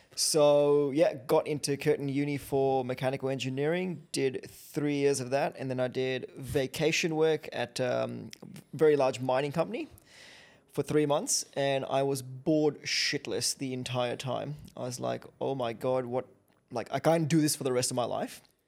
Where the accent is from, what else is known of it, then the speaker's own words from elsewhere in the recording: Kenya; now in Australia; I grew up in Kenya